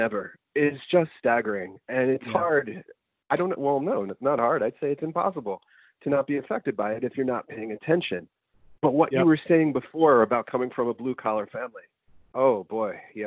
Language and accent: English; New York City, New York, United States; moved away as an adult; also born or lived in Long Island, New York; now in Buffalo, United States; I was born in Astoria, Queens